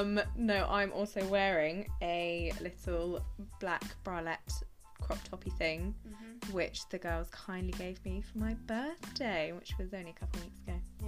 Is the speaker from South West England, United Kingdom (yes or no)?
yes; Bristol, South West England, United Kingdom; moved away as an adult; also born or lived in London; now in Liverpool, United Kingdom; Where I'm from, well, I'm from Bristol.